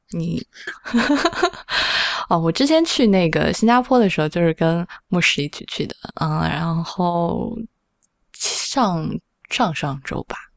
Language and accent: Chinese; Sichuan, China; 作为一个四川人